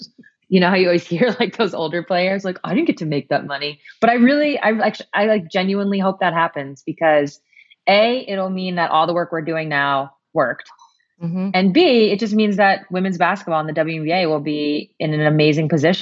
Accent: United States

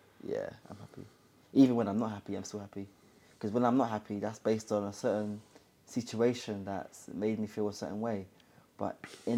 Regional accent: London, United Kingdom; I'm from Hackney, that grew up doing drugs and getting in gang violence

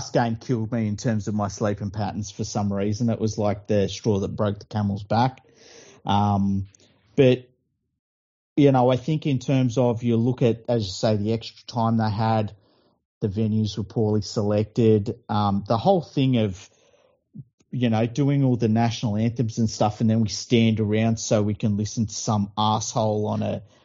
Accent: Sydney, New South Wales, Australia; I'm from Mount Druitt.

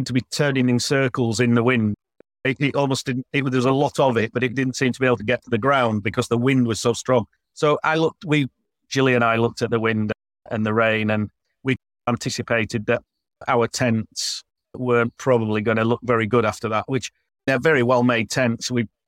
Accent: Yorkshire and the Humber, United Kingdom; moved away as an adult; now in Croatia; Yorkshiremen like me

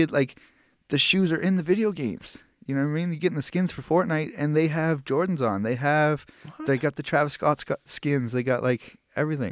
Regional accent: Halifax, Nova Scotia, Canada; I'm from Halifax

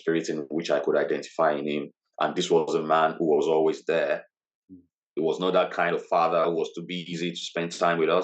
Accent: Lagos, Nigeria; moved away as an adult; also born or lived in Ogun State, Nigeria; now in Middlesbrough, United Kingdom; I lived in Lagos State most of my life, but my state of origin is Ogun State, and I'm Yoruba by tradition

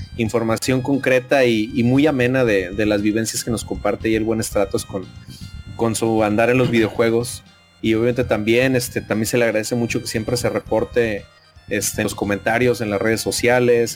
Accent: Nuevo León, Mexico; colinda con Nuevo León, de donde yo soy

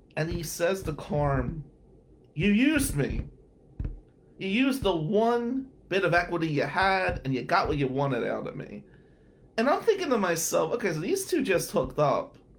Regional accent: New Jersey, United States; I'm Italian from Jersey

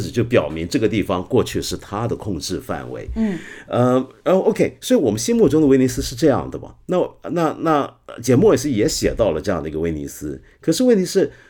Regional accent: Hong Kong; 作为一个香港人

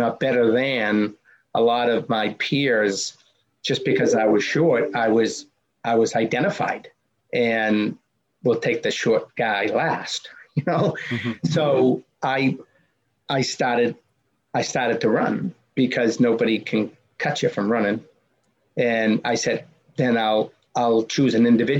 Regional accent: Medford, Massachusetts, United States; growing up in the Boston area. My hometown was Medford, Mass

